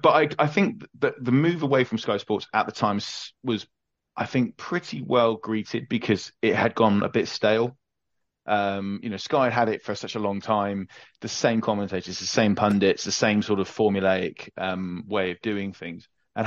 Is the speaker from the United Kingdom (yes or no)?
yes; England, United Kingdom; as an English rugby supporter, this is an interesting thing.